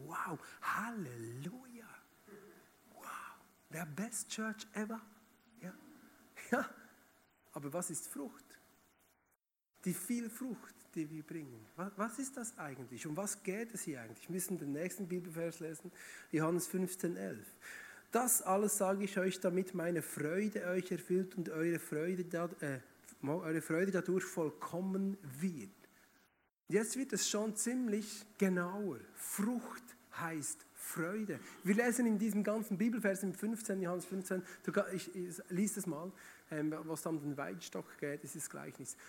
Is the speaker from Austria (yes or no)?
no; Bern, Switzerland; moved away as an adult; also born or lived in Emmental; now in Schaffhausen, Switzerland; eigentlich bin ich aus Bern oder Region Bern.